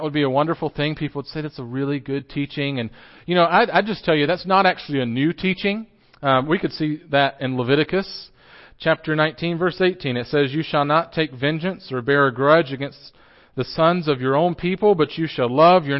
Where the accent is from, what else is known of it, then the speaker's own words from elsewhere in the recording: Johnson City, Tennessee, United States; I grew up in Johnson City, just up the road, and I grew up at Boones Creek Christian Church